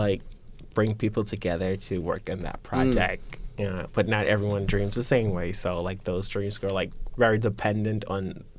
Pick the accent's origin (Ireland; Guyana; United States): Guyana; Growing up in Guyana, I felt like I needed to identify with being gay.